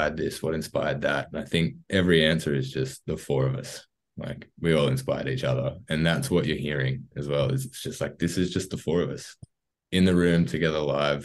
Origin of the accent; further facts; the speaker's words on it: Wollongong, New South Wales, Australia; also born or lived in Jervis Bay; we're all from the Gong. We've all kind of born and bred between Wollongong and Jervis Bay